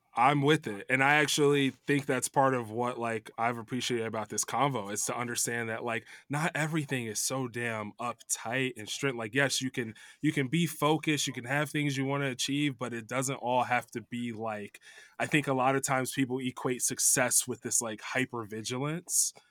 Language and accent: English; Chicago suburbs, Illinois, United States; moved away as an adult; also born or lived in New York; now in Los Angeles, United States; I grew up in Chicago suburbs